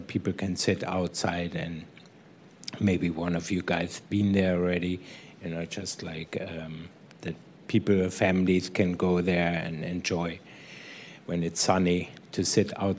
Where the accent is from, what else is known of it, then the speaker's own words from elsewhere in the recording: Munich, Bavaria, Germany; now in San Francisco, United States; I'm from Munich